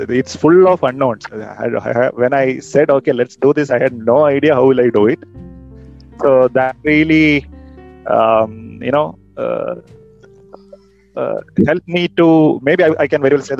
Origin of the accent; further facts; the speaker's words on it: Kerala, India; now in Bangalore, India; I'm basically from Kerala and now settled here in Bangalore with my family